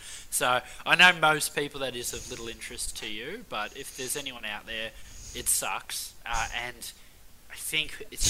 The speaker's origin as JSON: {"language": "English", "country": "Australia", "said": "we finally have a world-class scrummaging prop in Australia."}